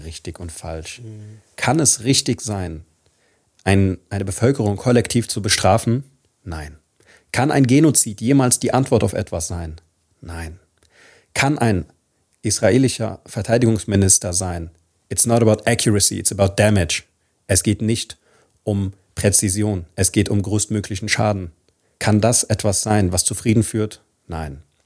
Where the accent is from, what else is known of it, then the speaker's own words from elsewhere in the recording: Palestine; wie wir als Palästinenser, als arabisches oder als muslimisches oder auch als christliches Volk